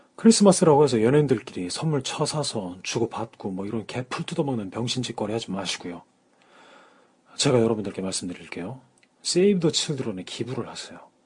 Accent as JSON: {"language": "Korean", "country": "South Korea"}